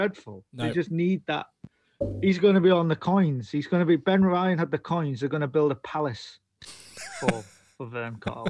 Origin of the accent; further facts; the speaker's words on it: England, United Kingdom; I'm going for England because I'm an Englishman.